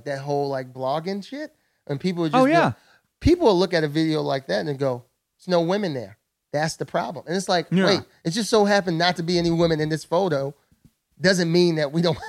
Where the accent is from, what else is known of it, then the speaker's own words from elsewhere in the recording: New York, United States; I'm doing my thing as a New Yorker.